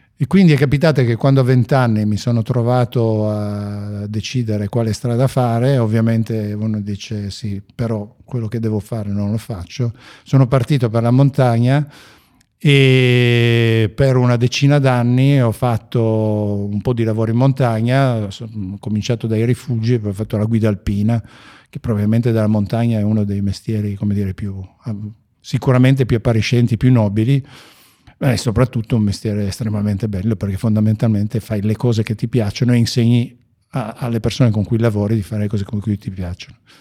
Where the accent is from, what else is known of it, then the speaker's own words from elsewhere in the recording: Ivrea, Piedmont, Italy; io sono di Ivrea